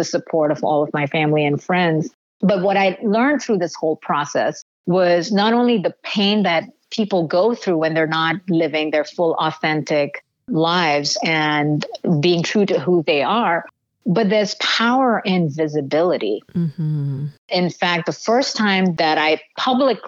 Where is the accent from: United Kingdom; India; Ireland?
India; moved away; having been born and raised in India